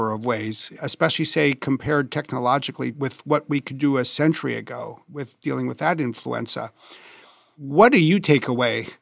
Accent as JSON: {"language": "English", "region": "Wisconsin", "country": "United States", "tie": "born or raised there", "said": "having grown up in Wisconsin, which was very much like Minnesota"}